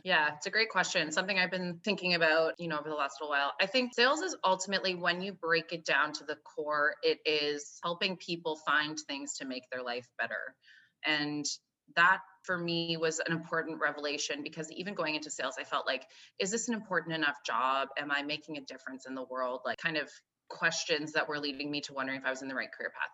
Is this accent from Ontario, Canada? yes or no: no; Calgary, Alberta, Canada; now in Toronto, Canada; I live in Toronto. I grew up in, I'm Canadian, grew up on the west coast of Canada in Calgary, Alberta